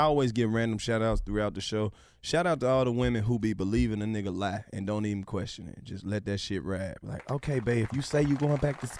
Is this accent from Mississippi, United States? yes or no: yes; Oxford, Mississippi, United States; I'm from Oxford.